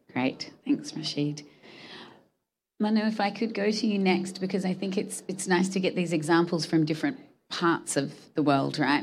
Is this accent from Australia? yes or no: yes; Australia; I'm from Australia